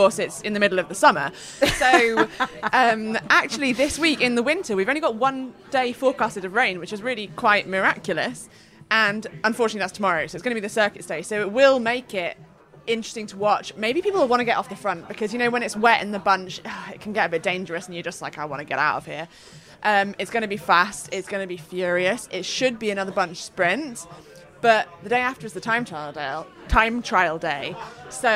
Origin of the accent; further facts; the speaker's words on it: Yorkshire and the Humber, United Kingdom; I'm from Yorkshire